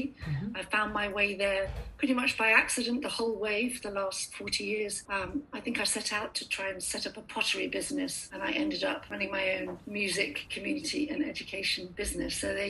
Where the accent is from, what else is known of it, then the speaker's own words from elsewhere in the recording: Tripoli District, Libya; also born or lived in Gambia; I was born in Gambia, West Africa, and I was raised mostly in Libya, near Tripoli.